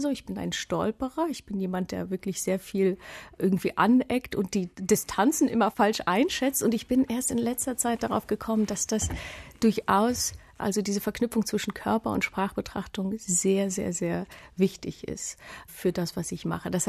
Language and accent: German; Germany; ich habe Russisch gelernt. Ich komme aus der DDR. Ich bin in der dritten Klasse in eine Russischklasse gekommen. Es war meine erste Fremdsprache.